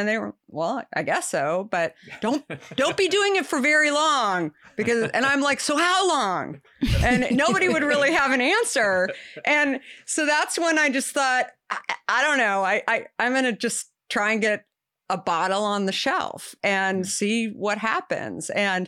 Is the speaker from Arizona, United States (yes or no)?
yes; Arizona, United States; I grew up in Arizona.